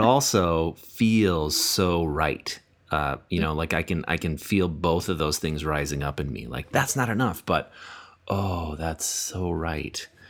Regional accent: United States; growing up in America

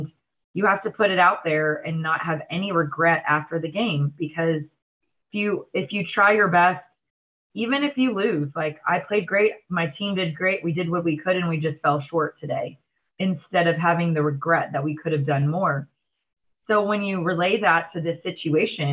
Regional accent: Texas, United States; moved away; it's my hometown. It's in the middle of nowhere in Texas

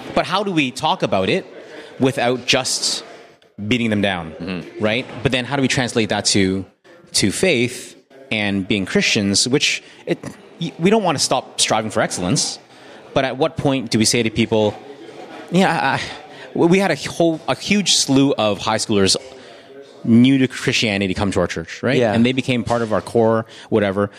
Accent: Canada; as a Canadian

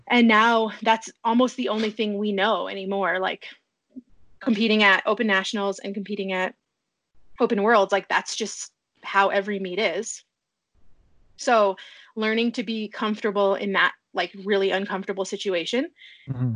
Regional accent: a town 400 miles west of Anchorage, rural Alaska, United States; I'm from a town 400 miles west of Anchorage. The town is a hub of um, 56 villages. So the, my hometown has like six or seven thousand people

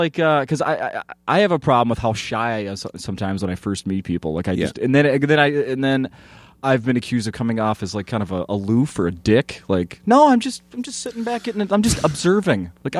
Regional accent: St. Paul, Minnesota, United States; I grew up in St. Paul, Minnesota, you know, not a big school. Like, I pretty much knew everybody.

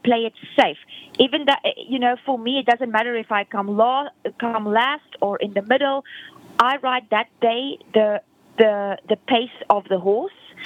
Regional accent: South Africa; moved away; I'm originally from South Africa

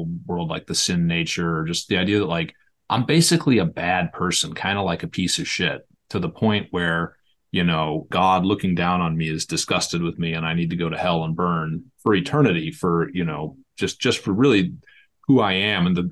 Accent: Massachusetts, United States; also born or lived in Illinois; we moved out here when I was 8

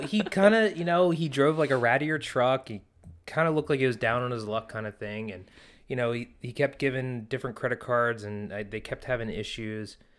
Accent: Pennsylvania, United States; growing up in Pennsylvania

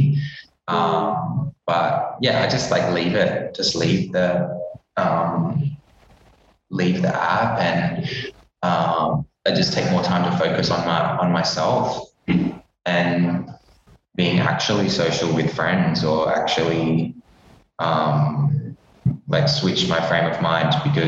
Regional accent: Perth, Western Australia, Australia; moved away as an adult; also born or lived in Darwin / Sydney; now in Melbourne, Australia; I was going to go back home to Perth because I'm from Perth originally.

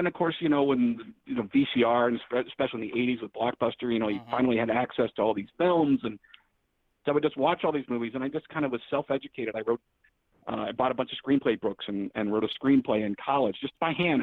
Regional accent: Dallas, Texas, United States; now in Toledo, United States; I was born in Dallas

